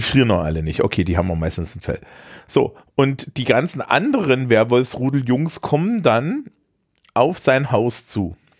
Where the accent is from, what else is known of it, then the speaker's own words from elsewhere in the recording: Eisenach, Thuringia, Germany; aus meiner Heimatstadt Eisenach